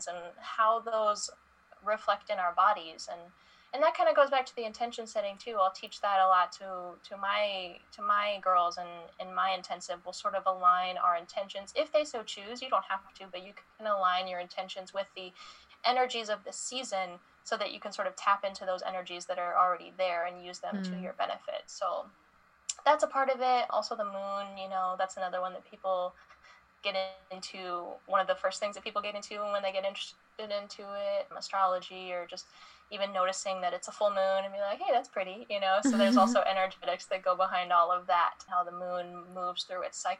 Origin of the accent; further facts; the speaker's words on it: Indiana, United States; moved away as an adult; growing up in Indiana, I didn't really have a whole lot of resources for things like this.